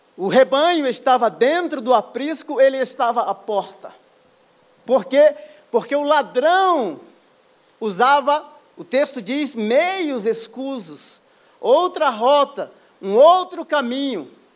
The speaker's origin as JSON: {"language": "Portuguese", "town": "Baía Formosa", "region": "Rio Grande do Norte", "country": "Brazil", "tie": "born or raised there", "also_born_or_lived": "São Paulo / England", "moved": "yes", "said": "eu sou do Rio Grande do Norte, de uma praia chamada Bahia Formosa, nasci e me criei."}